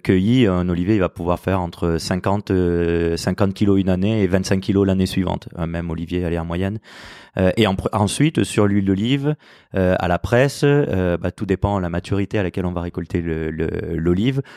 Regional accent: France; also born or lived in Toulouse; on a nos, racines là-bas, même si on a grandi en France

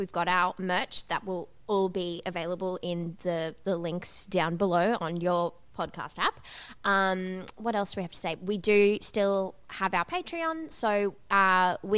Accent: Australia; students and young people growing up in Australia

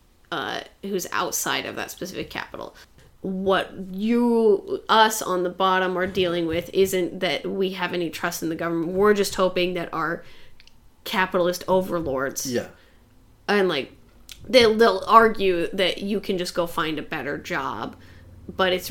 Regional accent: Great Falls, Montana, United States; moved away; I grew up in Great Falls, Montana

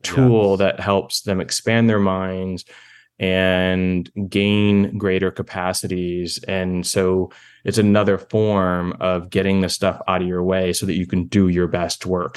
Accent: East Coast, United States; moved away; I'm from the East Coast

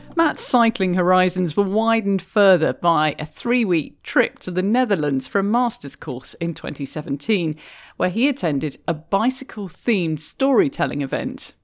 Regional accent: United Kingdom; moved away as an adult; now in Canada; As a Brit who's been doing a lot more cycling in Canada than I did in my home country

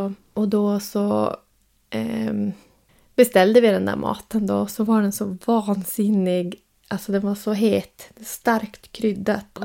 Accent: Sweden; jag är uppvuxen och född i Sverige

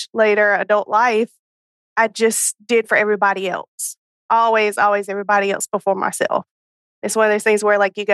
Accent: North Carolina, United States; I am from North Carolina

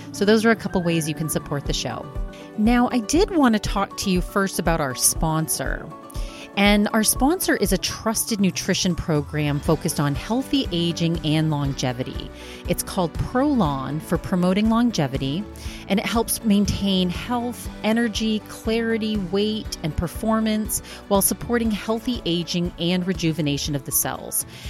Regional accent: East Coast, United States; now in Arizona, United States; we're both from the East Coast

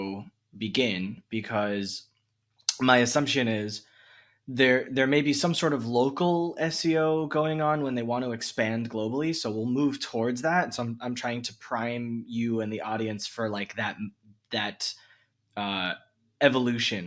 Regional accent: United States

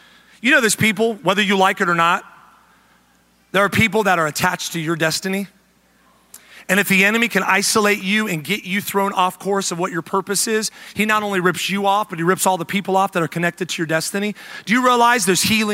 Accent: the South, United States; moved away; also born or lived in the Midwest; we come from the South, where Chick-fil-A and Hobby Lobby are kind of the staples

